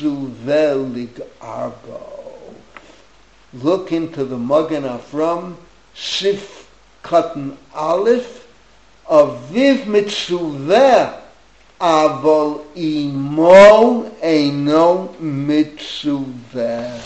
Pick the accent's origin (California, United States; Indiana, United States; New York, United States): New York, United States; New York City; also born or lived in East Flatbush; now in Israel; I grew up in the Bronx